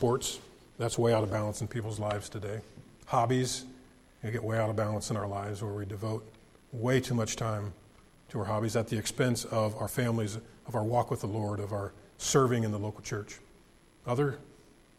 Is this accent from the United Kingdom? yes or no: no; United States; I love the United States of America, and I'm thankful I was born in this country